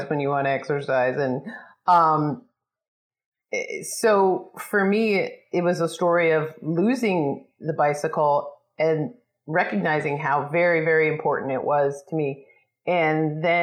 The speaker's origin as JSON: {"language": "English", "region": "suburb of New York City", "country": "United States", "tie": "born or raised there", "moved": "yes", "lives_now": "California, United States", "said": "I grew up on the East Coast in a sort of preppy, waspy suburb of New York City"}